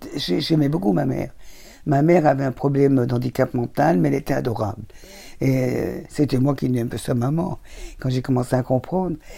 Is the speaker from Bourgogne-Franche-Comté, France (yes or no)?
no; Thonon-les-Bains, Auvergne-Rhône-Alpes, France; now in Paris, France; je suis né à Tonon et que j'habite Vongy